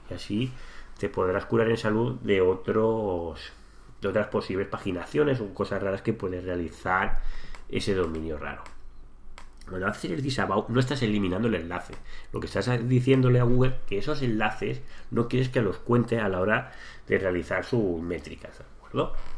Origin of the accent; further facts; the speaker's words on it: Santa Coloma de Gramenet, Catalonia, Spain; yo soy de Santa Coloma, que es una ciudad que es limítrofe con Barcelona